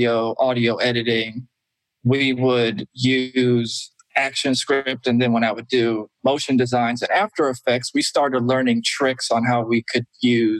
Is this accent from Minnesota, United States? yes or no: no; Atlanta, Georgia, United States; moved away as an adult; now in Los Angeles, United States; I'm from Atlanta, Georgia. I moved out to LA around 2003